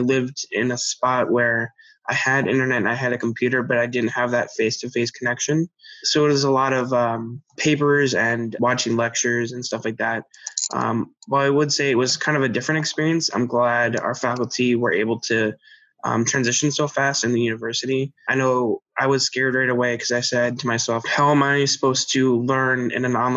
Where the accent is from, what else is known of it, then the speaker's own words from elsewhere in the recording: Chaska, Minnesota, United States; I come from Chaska, Minnesota